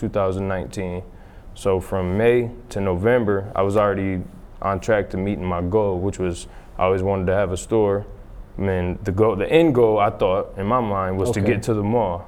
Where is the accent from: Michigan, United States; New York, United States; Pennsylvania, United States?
Michigan, United States; Grand Rapids; I'm from Grand Rapids, born and raised. My whole life was spent here, and actually over here on the west side of the city